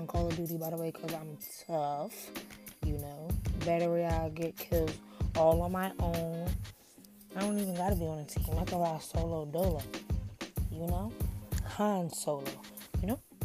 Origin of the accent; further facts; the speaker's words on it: Philadelphia, Pennsylvania, United States; I'm from Philadelphia.